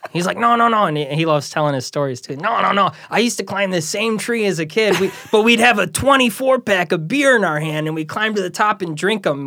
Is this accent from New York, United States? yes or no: no; Chicago Ridge, Illinois, United States; I grew up in Chicago Ridge